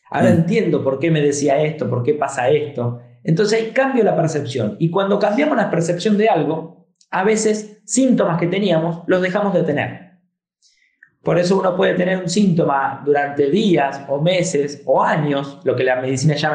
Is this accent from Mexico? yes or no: no; Argentina; also born or lived in Spain; después, a mis 11 años, me vine a vivir a Argentina yo nací en Argentina, me fui a España y a los 11 años regreso a Argentina